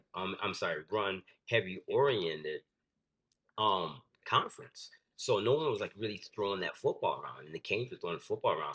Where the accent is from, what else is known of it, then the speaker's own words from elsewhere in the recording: Grand Rapids, Michigan, United States; moved away; also born or lived in South Florida; I'm from Michigan. I'm from Grand Rapids, Michigan